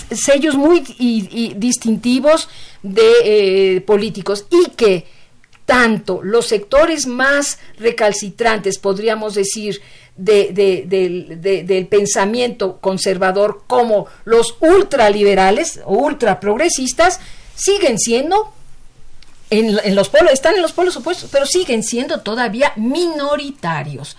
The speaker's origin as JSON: {"language": "Spanish", "country": "Mexico"}